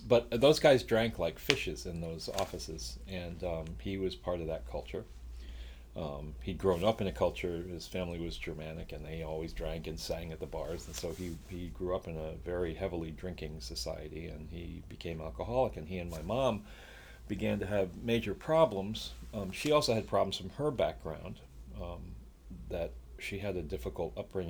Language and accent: English; Long Island, New York, United States; moved away; also born or lived in Chicago, Illinois; I was born in Chicago. We moved to New York when I was about 5 years old. So I lived on Long Island, actually grew up on Long Island, and always considered myself a New Yorker